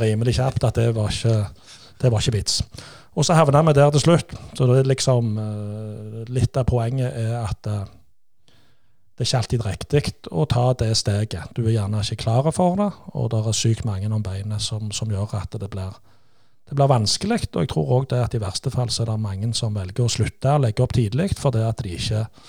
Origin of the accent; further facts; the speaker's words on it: Stavanger, Rogaland, Norway; vi kommer jo fra Kværnervika